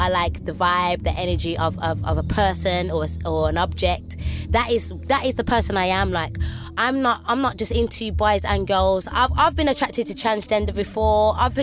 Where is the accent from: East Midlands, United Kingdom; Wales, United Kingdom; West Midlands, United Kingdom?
West Midlands, United Kingdom; Birmingham; I'm from Birmingham